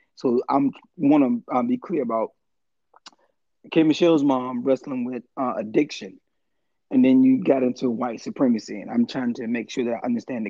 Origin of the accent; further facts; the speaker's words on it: United States; I think that growing up in America and experiencing racism and the way we experience racism